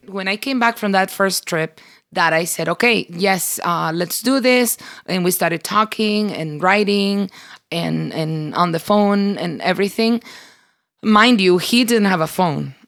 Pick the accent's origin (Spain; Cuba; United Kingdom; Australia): Cuba; moved away; We grew up in Cuba and we grew up in church